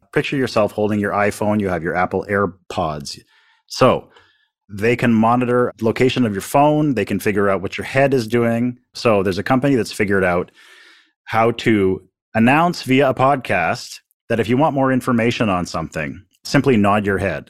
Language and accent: English; Canada; I'm sitting here as a Canadian